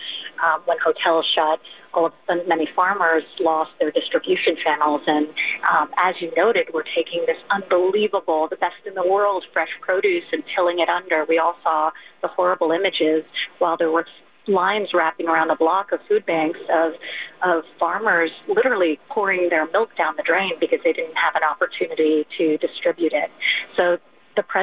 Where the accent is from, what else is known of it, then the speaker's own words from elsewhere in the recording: New York, United States; as a New Yorker